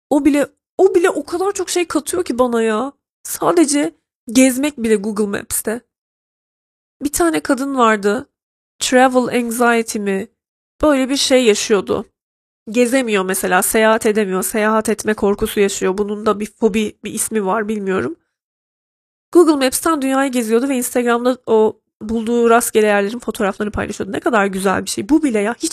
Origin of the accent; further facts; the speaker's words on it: Trabzon, Turkey; Evet görmemiştim ben 18 yaşına kadar küçük bir şehirde büyüdüm. Bir de Trabzon yani büyüdüğüm yer arkadaşlar. Onu da hesaba katın lütfen. Yani herhangi bir şehirde büyümedim ben.